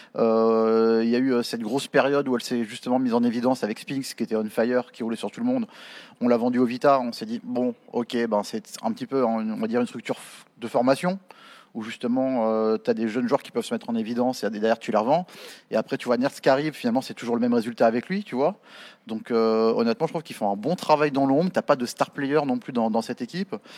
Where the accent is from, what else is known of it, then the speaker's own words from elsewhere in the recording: France; nous aussi en tant que Français